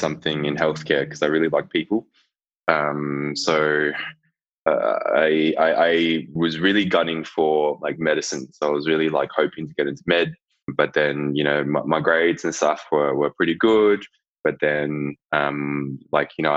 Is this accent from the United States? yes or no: no; Melbourne, Victoria, Australia; moved away as an adult; also born or lived in Hong Kong / Gold Coast; now in Townsville, Australia; I was born overseas. I'm from Hong Kong originally. Moved to Melbourne when I was two, and then after I did school